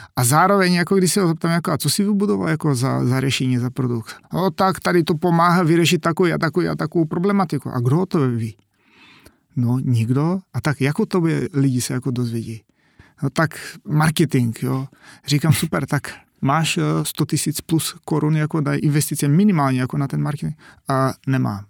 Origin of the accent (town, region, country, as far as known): North Macedonia; Czech is a second language; moved away as an adult; now in Czech Republic